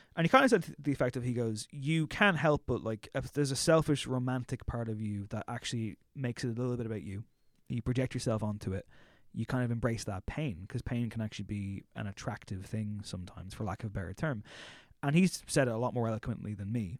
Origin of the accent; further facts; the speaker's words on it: Drogheda, Leinster, Ireland; moved away as an adult; now in Dublin, Ireland; I'm from Drogheda, which is, like, a small enough town